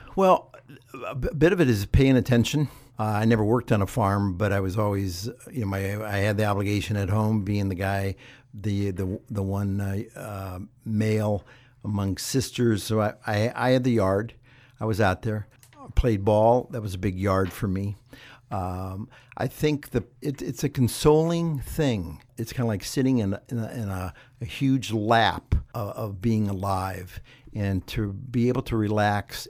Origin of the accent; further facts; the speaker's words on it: Ohio, United States; moved away; I grew up in Ohio